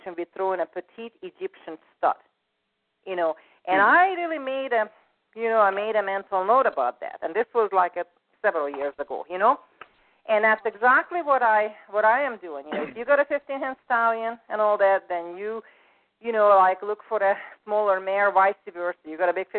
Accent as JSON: {"language": "English", "country": "Hungary", "moved": "yes", "said": "I'm from Hungary originally"}